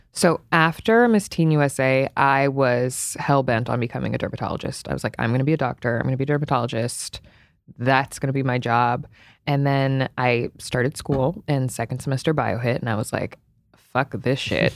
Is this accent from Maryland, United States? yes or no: yes; Potomac, Maryland, United States; also born or lived in Cleveland, Ohio; I was born in Cleveland, raised in Potomac, Maryland, though, so, like, right outside of D C